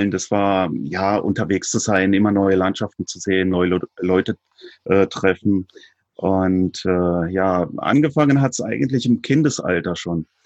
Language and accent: German; Germany; also born or lived in Sibiu, Romania; Ich bin geboren in Hermannstadt. Das liegt in Rumänien ja, ich bin zugezogen mit sechs Jahren, also ich bin Ewigkeiten hier, bin hier in die Grundschule gegangen.